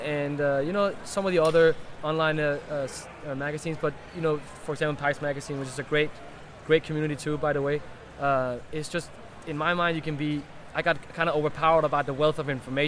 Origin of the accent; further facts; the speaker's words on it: Denmark; moved away as an adult; now in United States; I'm from Denmark originally and has been working here with Scandinavian Tobacco Group for 2 years now